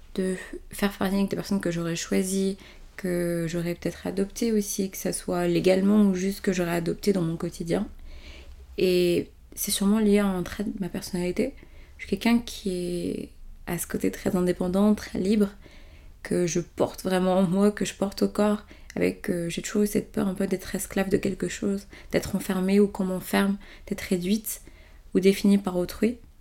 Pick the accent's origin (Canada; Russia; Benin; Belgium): Benin; now in France; tout le reste de ma famille est resté dans mon pays natal, c'est-à-dire au Bénin